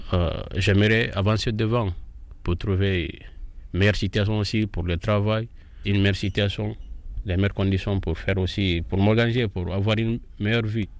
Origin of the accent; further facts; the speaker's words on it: Guinea; moved away as an adult; now in Canary Islands, Spain; Je viens de Guinée-Conakry